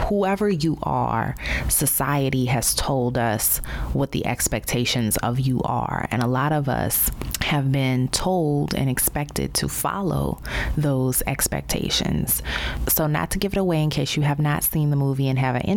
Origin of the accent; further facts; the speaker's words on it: New Orleans, Louisiana, United States; moved away as an adult; also born or lived in Baltimore / Chicago / Dallas; My radio career required many cross-country relocations from my hometown of New Orleans to Baltimore, St. Louis, Chicago, Dallas, and now back to New Orleans